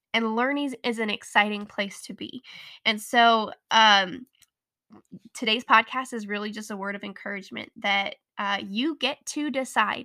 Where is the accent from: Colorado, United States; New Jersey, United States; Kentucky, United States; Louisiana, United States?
Colorado, United States; born or raised there